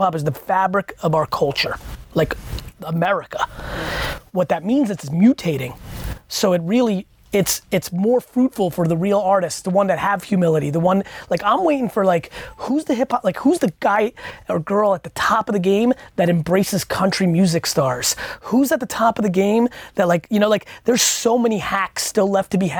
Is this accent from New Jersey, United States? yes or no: yes; Edison, New Jersey, United States; I grew up in Edison, New Jersey, good mixed culture